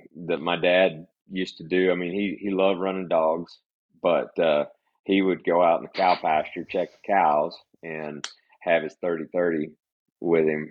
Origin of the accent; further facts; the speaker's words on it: Northwest Florida, United States; I was born and raised in Northwest Florida